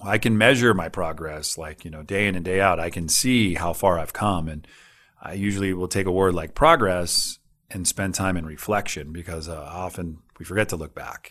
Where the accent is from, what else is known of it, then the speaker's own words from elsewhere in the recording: Northern California, United States; I'm from Northern California